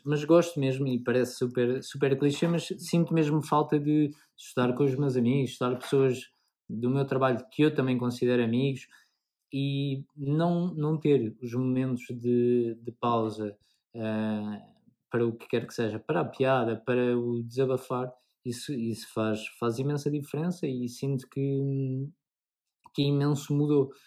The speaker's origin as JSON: {"language": "Portuguese", "town": "Amadora", "region": "Lisbon", "country": "Portugal", "said": "sou da amadora"}